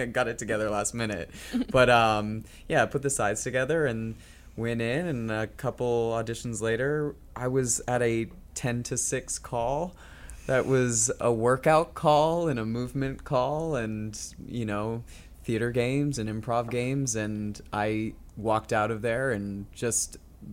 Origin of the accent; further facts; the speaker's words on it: Northern California, United States; I grew up in Northern California